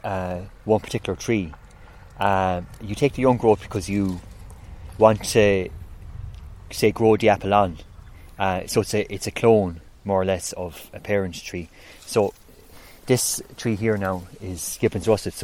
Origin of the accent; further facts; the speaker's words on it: Kilmaley, near Ennis, County Clare, Ireland; I'm actually from Inch Kilmaley. I live between Inch and Kilnamona. It's just on the border. But yeah, so I'm from outside Ennis